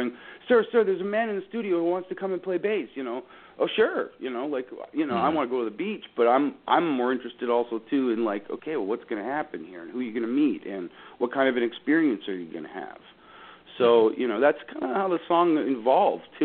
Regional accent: Dufferin County, Ontario, Canada; I'm from Dufferin County

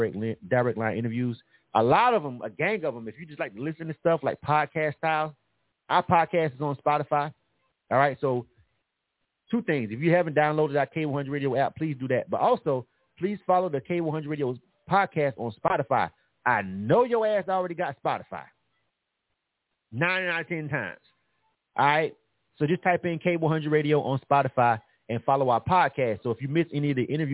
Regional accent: Panama City, Florida, United States; moved away as an adult; now in Atlanta, United States; I'm from actually born and raised in Panama City, Florida

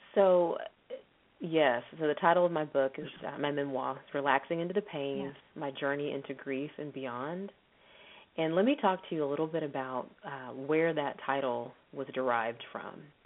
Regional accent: Texas, United States; moved away as an adult; now in Los Angeles, United States; I'm originally from Texas

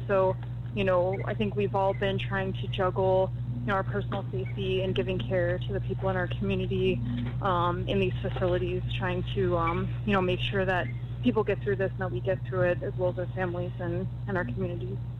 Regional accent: Florida, United States; my home state of Florida

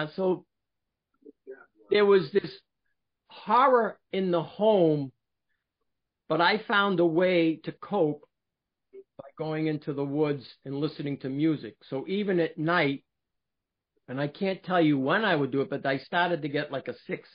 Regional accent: Billerica, Massachusetts, United States; born or raised there; also born or lived in Boston, Massachusetts / Cambridge, Massachusetts; now in New Hampshire, United States

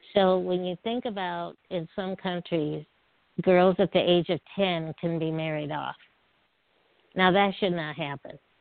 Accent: Peoria, Illinois, United States; I grew up in Peoria, Illinois, which is right in the middle of the state

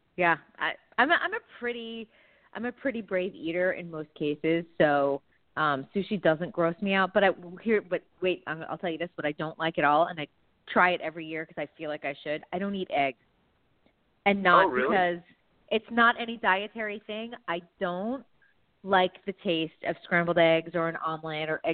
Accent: New England, United States; I'm from New England

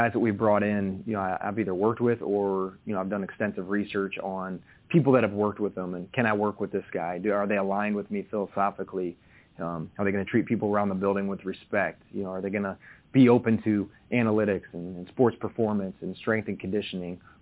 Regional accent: Indiana, United States; moved away; I'm from Indiana, so, you know, I tell people I grew up, there's a cornfield across the road from me

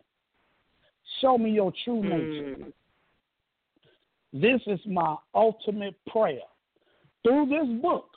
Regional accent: Chicago, Illinois, United States; now in Atlanta, United States; Chicago, my hometown, west side of Chicago

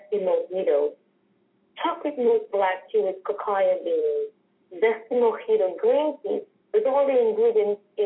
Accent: Dominica; also born or lived in United Kingdom / New Orleans, United States / Australia; now in New York, United States; growing up in Dominica

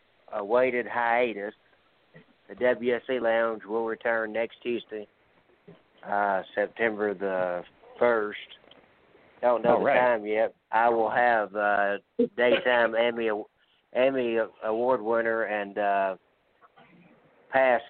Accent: Georgia, United States; we're from Georgia

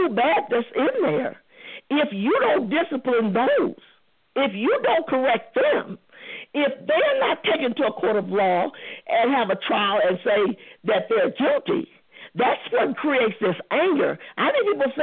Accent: St. Louis, Missouri, United States; me and Reva from the same hometown. I'm from St. Louis, too

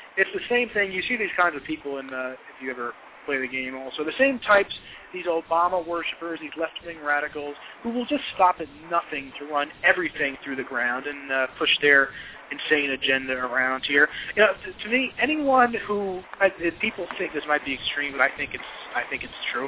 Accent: New Jersey, United States; I'm from New Jersey.

